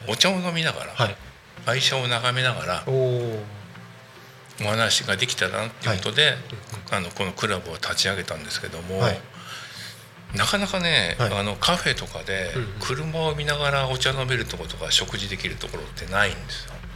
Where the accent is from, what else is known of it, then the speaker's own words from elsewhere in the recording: Katsushika, Tokyo, Japan; also born or lived in Kashiwa, Chiba / Narita, Chiba; now in Tako, Japan; 生まれがですね、はい、東京の葛飾で